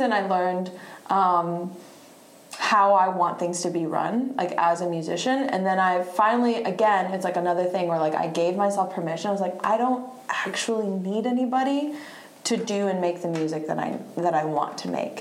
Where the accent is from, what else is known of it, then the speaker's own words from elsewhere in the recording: Statesville, North Carolina, United States; also born or lived in Bariloche, Argentina / Virginia / Charlotte; now in Raleigh, United States; went to middle school through high school uh, in this teeny tiny little town in western North Carolina called Statesville, North Carolina, Iredell County